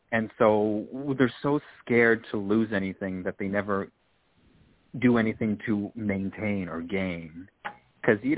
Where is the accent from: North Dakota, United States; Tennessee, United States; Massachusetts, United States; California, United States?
California, United States; I always say I'm from California and I get